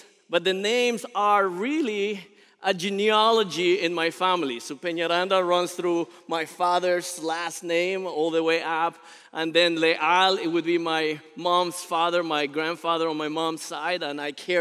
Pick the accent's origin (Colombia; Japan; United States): Colombia; moved away; I was actually born in Colombia, South America